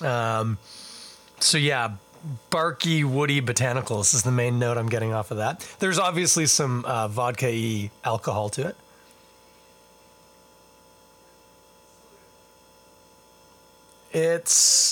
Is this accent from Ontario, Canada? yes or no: yes; Toronto, Ontario, Canada; I am born and bred right here in Ontario, in Scarborough is where I was born. Now live in Toronto